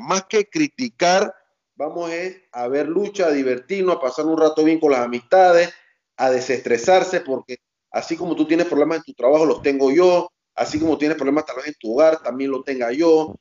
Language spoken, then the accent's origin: Spanish; Panama; también veía de niño en Canal 4, un canal local aquí en Panamá